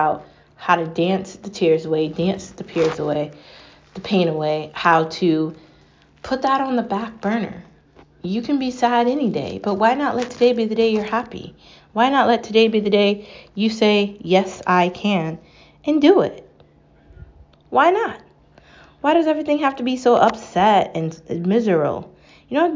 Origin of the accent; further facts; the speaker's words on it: United States; I'm American. I'm real American